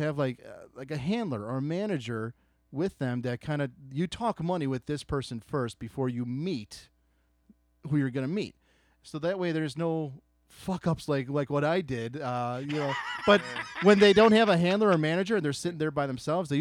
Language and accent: English; Chicago, Illinois, United States; I'm from Chicago